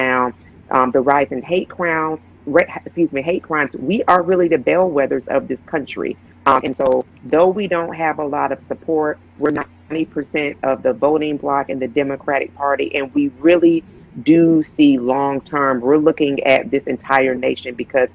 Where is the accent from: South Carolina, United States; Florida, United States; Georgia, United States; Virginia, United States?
Georgia, United States; moved away; I'm in my home state of Georgia this weekend